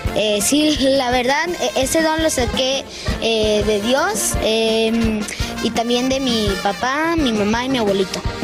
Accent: Monterrey, Nuevo León, Mexico; Soy de Monterrey, Nuevo León

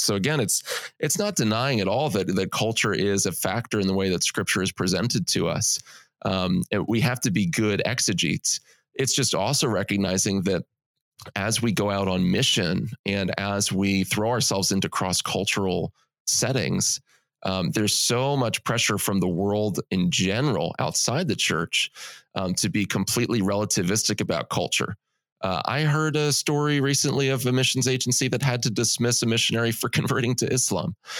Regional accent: United States; as American evangelicals

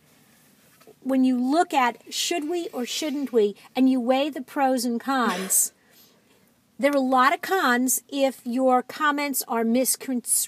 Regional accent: New York, United States; moved away; I'm from New York. I have a lot of friends and family there.

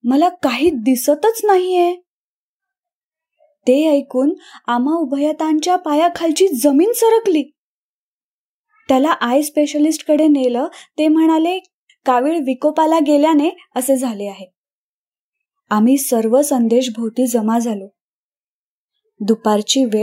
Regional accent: Phaltan, Maharashtra, India; now in Mumbai, India; गोरेगाव मुंबई येथे असते … सातारा जिल्ह्यातील फलटण हे माझं माहेर

